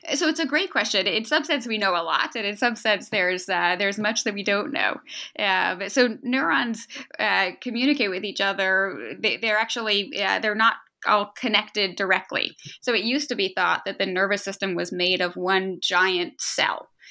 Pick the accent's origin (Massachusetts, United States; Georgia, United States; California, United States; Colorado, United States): Massachusetts, United States; outside Boston; moved away as an adult; now in Philadelphia, United States; I, I grew up outside Boston and, uh, and was there for most of my life through college.